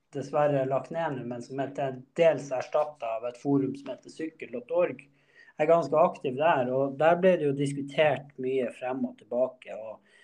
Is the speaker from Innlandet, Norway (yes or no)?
no; Båtsfjord, Finnmark, Norway; now in Trondheim, Norway; jeg kommer fra Båtsfjord i, i Øst-Finnmark